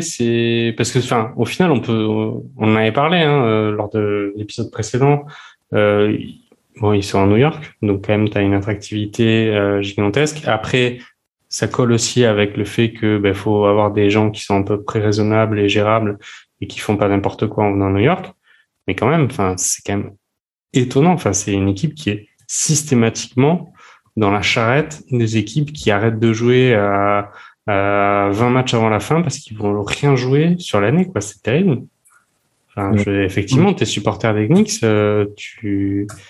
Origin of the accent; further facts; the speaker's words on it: France; on est français